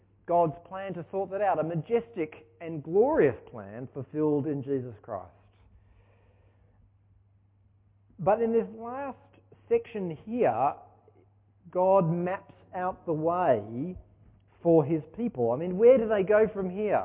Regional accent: Sydney, New South Wales, Australia; moved away as an adult; also born or lived in Ulverstone, Tasmania; now in Launceston, Australia; I grew up in Sydney

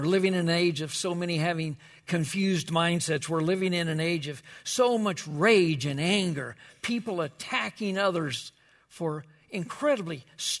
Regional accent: Wichita, Kansas, United States; I can remember when I grew up, I grew up in Wichita, Kansas, and the church we went with, we would meet on Wednesday night for a prayer meeting

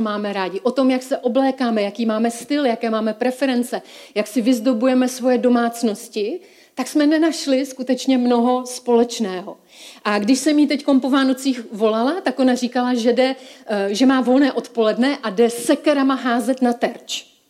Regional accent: Czechia; já jsem se narodila v České republice

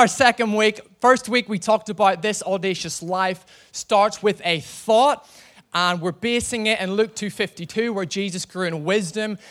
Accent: Northern Ireland, United Kingdom; I'm from Northern Ireland, and you know, we're all potato farmers in Northern Ireland

